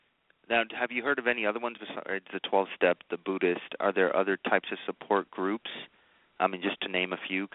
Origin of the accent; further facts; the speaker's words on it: Oakland, California, United States; I'm from Oakland, California.